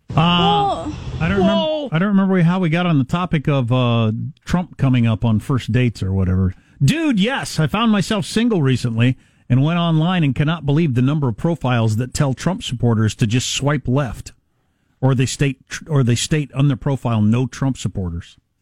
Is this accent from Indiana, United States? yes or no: no; Kansas, United States; moved away; I took her to Kansas to see all where I'm from, my hometown, where I went to high school